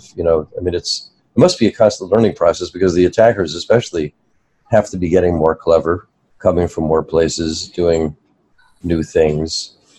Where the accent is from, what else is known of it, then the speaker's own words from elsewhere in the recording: New Jersey, United States; I'm from New Jersey.